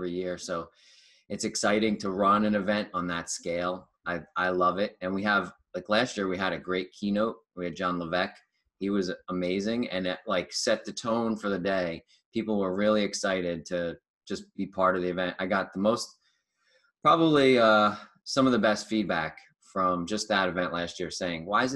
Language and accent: English; New Jersey, United States; I am from New Jersey